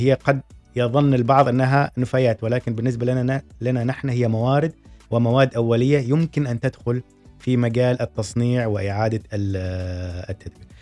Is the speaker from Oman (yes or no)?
yes; Oman; عندنا في سلطنة عمان